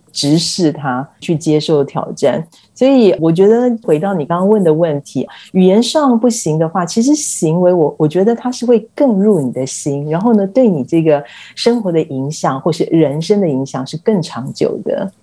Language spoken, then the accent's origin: Chinese; Taiwan; moved away as an adult; now in Italy